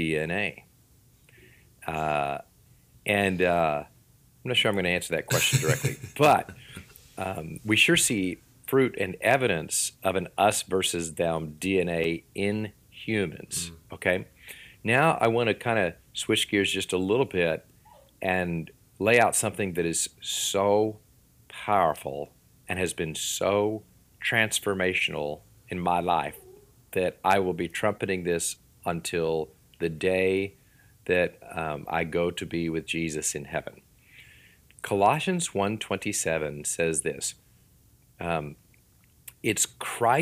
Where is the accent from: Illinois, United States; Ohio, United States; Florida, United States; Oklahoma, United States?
Florida, United States; also born or lived in Washington; now in Missouri, United States; I'm from Florida, and down there, it would be y'all. And then I moved to Washington